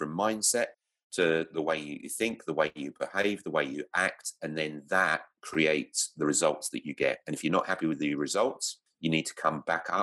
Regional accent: London, United Kingdom; moved away as an adult; now in Victoria, Australia; I grew up in London

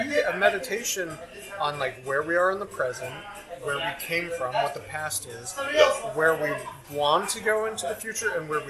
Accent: United States; as an American born here.

